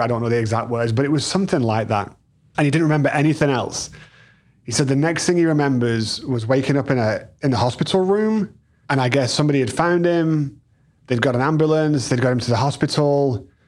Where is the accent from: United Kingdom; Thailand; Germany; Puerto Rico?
United Kingdom; England; now in United States; we're two English kids